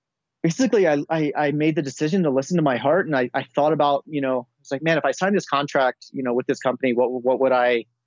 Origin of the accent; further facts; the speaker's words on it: United States; also born or lived in Switzerland; I am American, as you can tell, but I was living in Switzerland for a little while